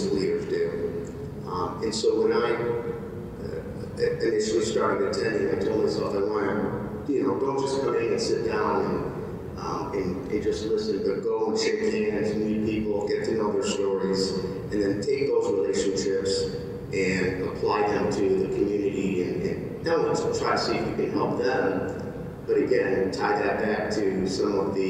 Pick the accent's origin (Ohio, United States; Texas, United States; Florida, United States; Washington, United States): Ohio, United States; Westlake; now in Medina, United States; I grew up in the West Lake, moved to Medina about